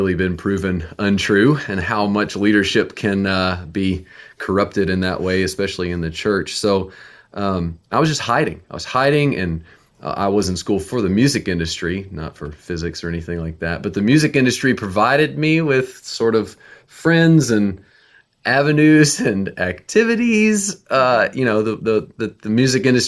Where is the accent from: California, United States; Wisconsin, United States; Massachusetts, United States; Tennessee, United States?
Tennessee, United States; Nashville; we're from Nashville, Tennessee